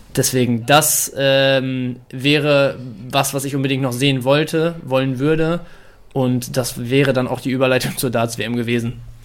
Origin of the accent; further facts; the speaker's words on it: Dortmund, North Rhine-Westphalia, Germany; als gebürtiger Dortmunder